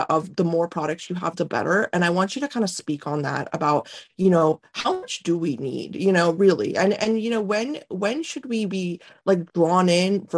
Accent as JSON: {"language": "English", "region": "North India", "country": "India", "tie": "born or raised there", "moved": "yes", "said": "I'm Indian, you know, and I was born in India."}